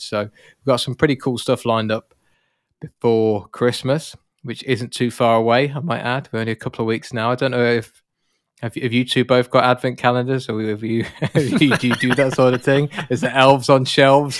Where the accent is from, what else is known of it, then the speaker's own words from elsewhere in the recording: United Kingdom; I'm British